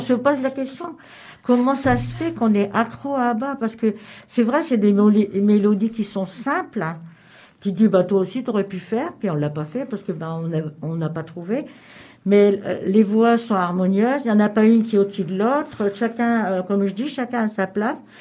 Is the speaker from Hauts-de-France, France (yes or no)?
yes; Cambrai, Hauts-de-France, France; now in Lorient, France; je suis j'étais de Cambrai